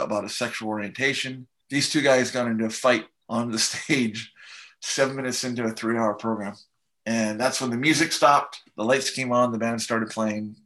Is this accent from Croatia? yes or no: no; Canada; moved away; also born or lived in Seattle / Vancouver; I'm from Canada